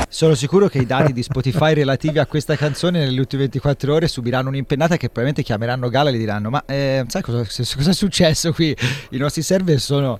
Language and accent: Italian; Livorno, Tuscany, Italy; io sono di Livorno